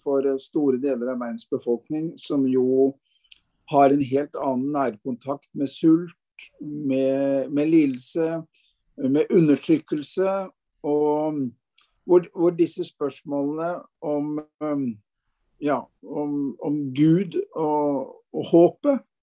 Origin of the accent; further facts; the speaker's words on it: Fredrikstad, Østfold, Norway; moved away as an adult; also born or lived in Hakadal / Bærum / Oslo; now in Bergen, Norway; et enkelt menneske fra Østfold. I utgangspunktet jeg kommer fra Fredrikstad